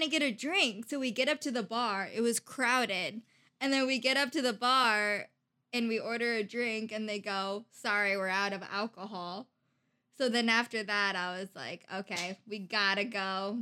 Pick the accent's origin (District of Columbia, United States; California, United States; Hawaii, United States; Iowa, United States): Iowa, United States; from Iowa